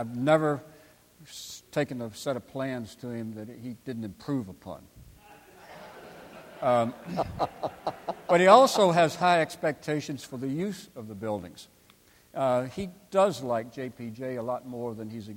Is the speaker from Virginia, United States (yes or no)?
yes; Crozet, Virginia, United States; Morton Frozen Foods in my hometown of Crozet